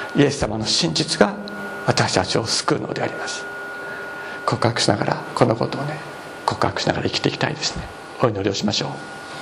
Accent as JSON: {"language": "Japanese", "region": "Nagasaki", "country": "Japan", "tie": "born or raised there", "said": "私 は長崎長崎で育ちました"}